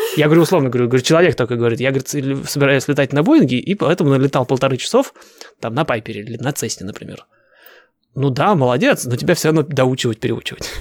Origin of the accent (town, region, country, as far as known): Russia; moved away as an adult; now in United States